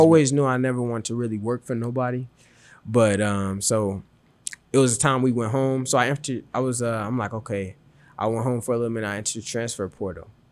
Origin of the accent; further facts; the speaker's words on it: Chicago, Illinois, United States; I'm from Chicago, um, and then, so I stayed in Chicago for a little bit of my life, and I also moved to the suburbs of Chicago as well, too.